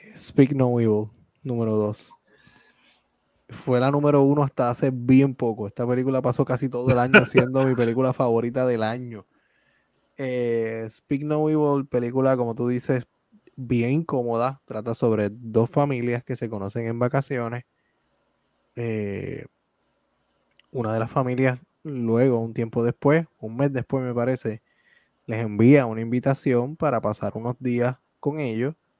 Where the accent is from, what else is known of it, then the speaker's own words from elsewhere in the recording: Puerto Rico; como puertorriqueño y como puertorriqueño que hace arte en su país